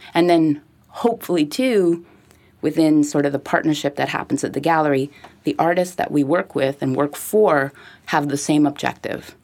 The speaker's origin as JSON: {"language": "English", "town": "Montreal", "region": "Quebec", "country": "Canada", "tie": "born or raised there", "said": "I grew up in Westmount"}